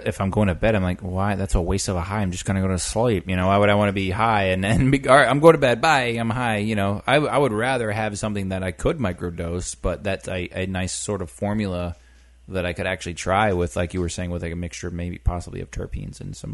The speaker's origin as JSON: {"language": "English", "region": "Maine", "country": "United States", "tie": "born or raised there", "moved": "yes"}